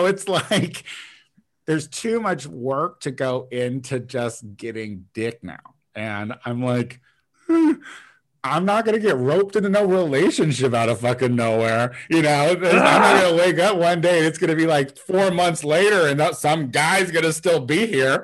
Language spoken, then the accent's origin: English; Illinois, United States; moved away; my hometown, which is like a town of like about 6,000 people at this point